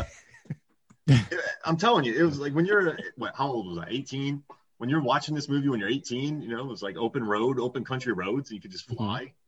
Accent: Hudson, Florida, United States; we grew up in Hudson, Florida

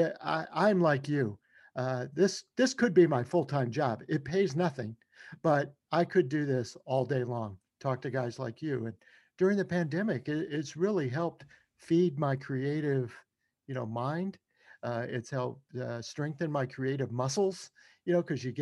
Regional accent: Shreveport, Louisiana, United States; One of my first jobs in college was as a DJ, you know, at a soul disco music station in my hometown of Shreveport, Louisiana

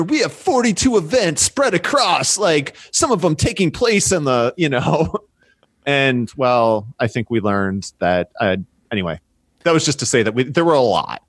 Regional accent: Chicago, Illinois, United States; I'm from Chicago

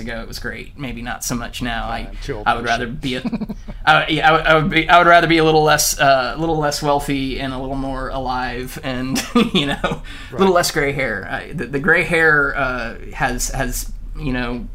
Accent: United States; now in Vancouver, Canada

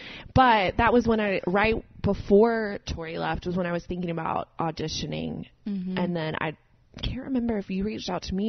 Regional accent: Macon, Georgia, United States; moved away as an adult; also born or lived in Auburn, Alabama / Charleston; now in Nashville, United States; I have lived in Nashville for a little over 3 years now. I'm from Macon, Georgia. I went to Auburn and spent some time in Charleston after school.

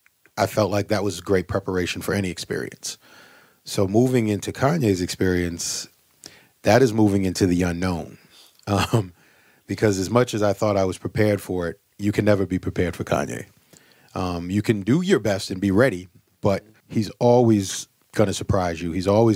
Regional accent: Boston, Massachusetts, United States; I'm from Boston. Berkeley was right there. I thought about going to Berkeley, but I wanted to get out of Boston.

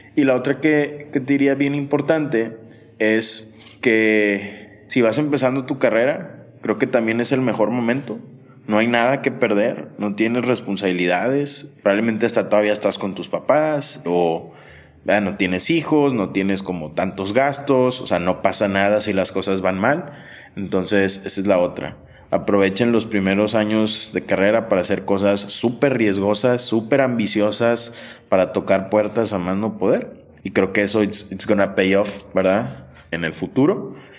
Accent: Monterrey, Nuevo León, Mexico; also born or lived in Sonora; yo que crecí en Monterrey

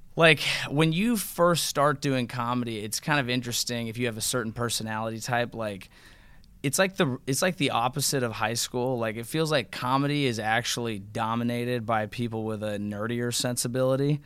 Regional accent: Bay Area, California, United States; we're all from the Bay Area

